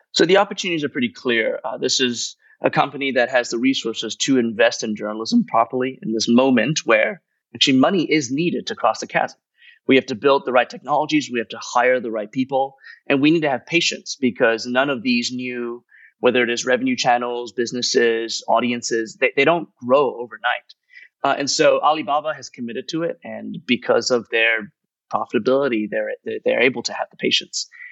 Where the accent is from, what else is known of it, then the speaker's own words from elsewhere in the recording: United States; moved away as an adult; now in Hong Kong; the newspapers that I grew up reading in the United States.